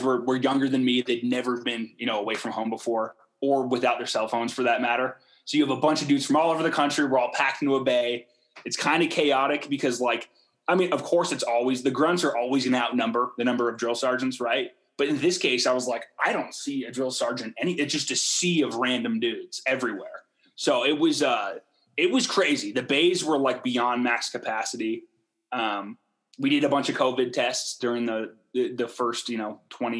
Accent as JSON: {"language": "English", "town": "Portland", "region": "Oregon", "country": "United States", "tie": "born or raised there", "moved": "as an adult", "lives_now": "Salt Lake City, United States", "said": "I grew up in Portland, as I've told you guys, I still have a bunch of family there"}